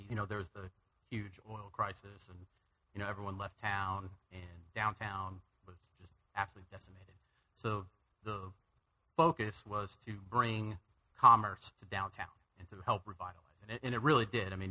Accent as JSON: {"language": "English", "region": "California", "country": "United States", "tie": "born there", "also_born_or_lived": "Wisconsin / Houston / Arizona", "said": "I was born in California, moved to Wisconsin, Houston, Arizona."}